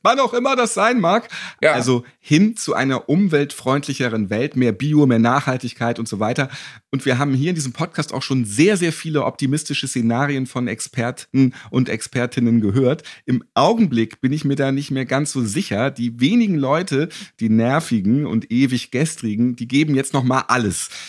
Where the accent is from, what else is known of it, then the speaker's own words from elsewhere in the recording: Hamburg, Germany; als geborener Hamburger